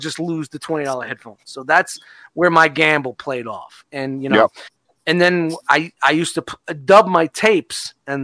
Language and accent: English; New York City, New York, United States; the time where I grew up in Brooklyn was in the late 80s